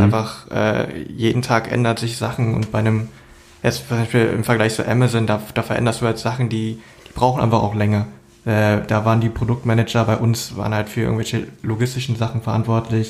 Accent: Berlin, Germany; ich bin jetzt in Berlin aufgewachsen

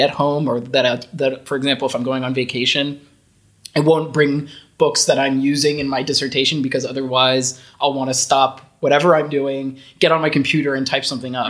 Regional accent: United States; moved away as an adult; also born or lived in Netherlands; now in Austria; I've never lived outside of my home country before. I I've bounced around to different places within the US, but I've never lived outside of the US before

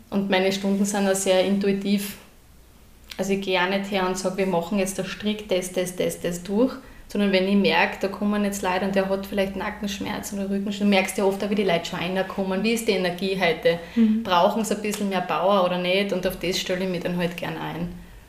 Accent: Graz, Styria, Austria; now in Trofaiach, Austria; ich bin ja ursprünglich aus Graz

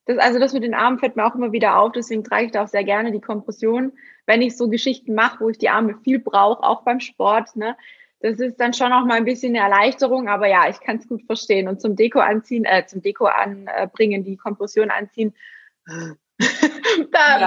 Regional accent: Günzburg, Bavaria, Germany; Ich bin ja auch aus dem Schwabenländle, ne? also ich bin ja in Günzburg geboren

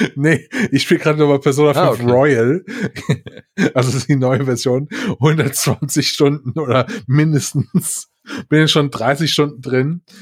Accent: Mainz, Rhineland-Palatinate, Germany; moved away; meine alte Heimat, um die Ecke Mainz

